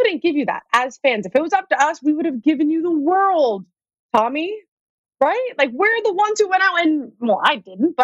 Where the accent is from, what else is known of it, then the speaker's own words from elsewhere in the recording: New England, United States; I'm from New England